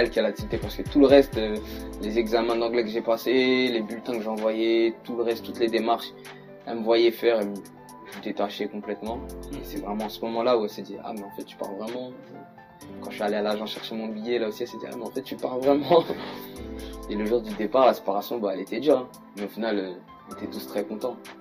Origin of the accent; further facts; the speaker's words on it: Saint-Ouen-l'Aumône, Île-de-France, France; moved away as an adult; also born or lived in United States; je suis de Saint-Olomone, en 95.